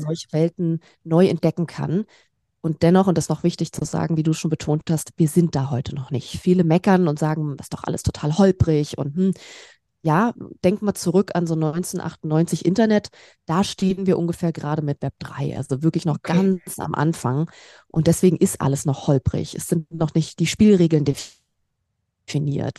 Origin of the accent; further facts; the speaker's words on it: Berlin, Germany; moved away as an adult; now in Stuttgart, Germany; Ich komme aus Berlin ursprünglich